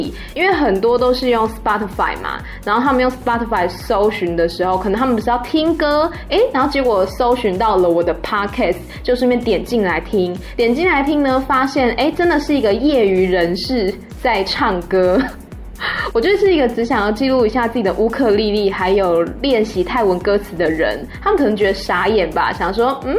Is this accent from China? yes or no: no; Taiwan; now in Thailand; 我就跟他说：“嗯、哦，不是呢，我是台湾人。”